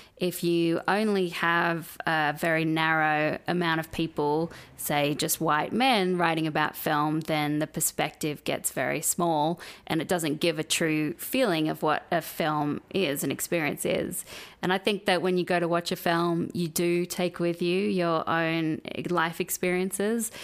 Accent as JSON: {"language": "English", "country": "Australia", "tie": "born or raised there", "moved": "as an adult", "lives_now": "United States", "said": "when I grew up in Australia"}